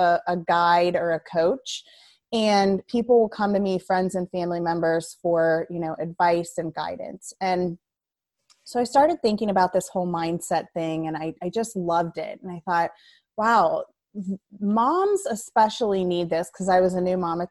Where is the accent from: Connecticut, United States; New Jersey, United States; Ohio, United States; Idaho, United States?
Ohio, United States; now in Hebron, United States; I'm from Ohio